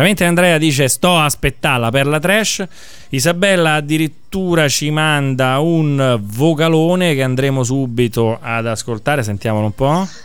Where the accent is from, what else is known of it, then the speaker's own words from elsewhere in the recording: Rome, Lazio, Italy; io sono di Montesacro